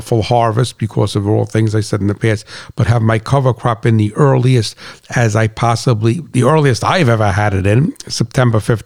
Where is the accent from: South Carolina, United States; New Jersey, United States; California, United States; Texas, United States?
New Jersey, United States; I'm from New Jersey, you know I'm a straight shooter